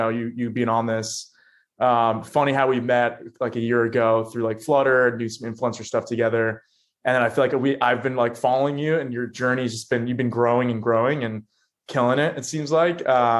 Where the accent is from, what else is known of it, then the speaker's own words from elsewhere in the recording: Florida, United States; moved away as an adult; now in New York, United States; I'm from Florida.